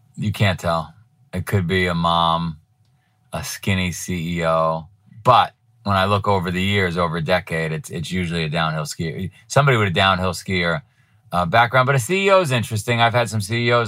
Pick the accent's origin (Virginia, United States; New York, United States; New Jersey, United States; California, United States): New York, United States; moved away as an adult; now in Vermont, United States; I was from New York